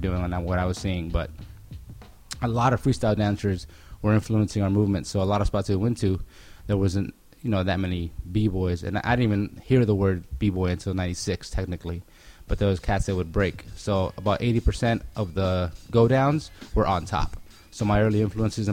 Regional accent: Pasadena, California, United States; also born or lived in Pico Rivera; I grew up in Pasadena

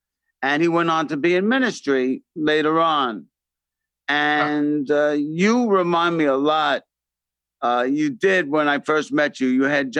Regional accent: New York City, New York, United States; I'm from the Bronx.

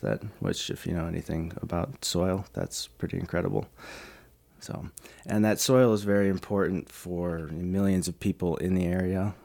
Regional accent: Chicago, Illinois, United States; moved away; I'm from Chicago originally

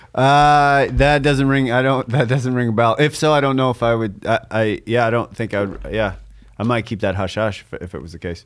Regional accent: Canada; as a Canadian

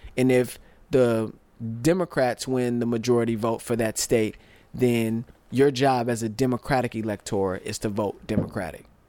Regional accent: United States; most of us Americans, we spend our whole lives being American

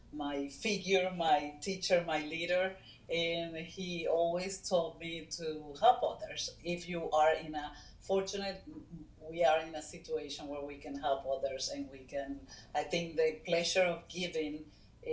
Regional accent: Caracas, Capital District, Venezuela; moved away; I was born in Caracas, Venezuela, in a free country then, and nobody was even thinking about immigrating or leaving the country for good

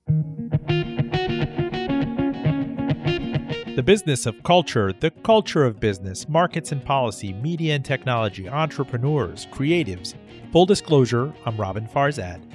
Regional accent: Miami, Florida, United States; moved away; Miami, Florida, uh, my hometown where we grew up together

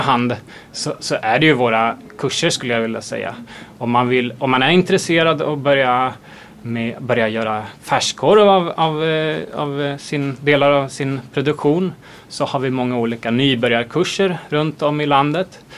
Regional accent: Sweden; som svenskar, extremt trendkänsliga

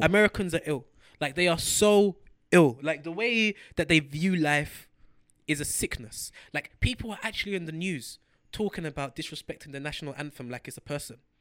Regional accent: London, United Kingdom; As a young black youth running, growing up in London

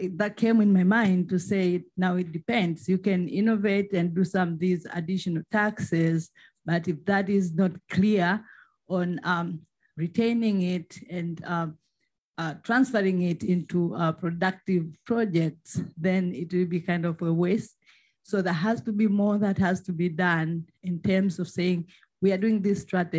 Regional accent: Tanzania; I am from Tanzania.

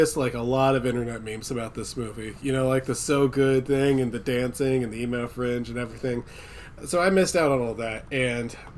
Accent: United States; I'm an American

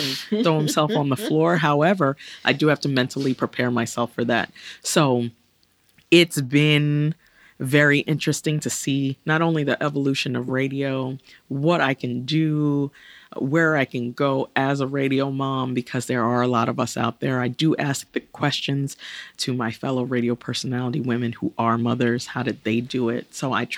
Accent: New York City, New York, United States; as a New Yorker, talking to a New Yorker from the borough I was born in, Brooklyn

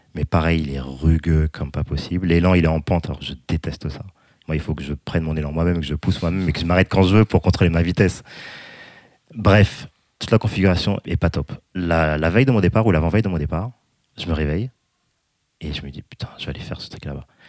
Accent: France; avec mes petites habitudes françaises

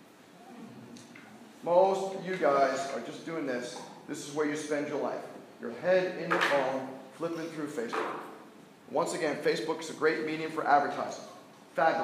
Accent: New York, United States; I'm from New York, so I'm an Islander fan

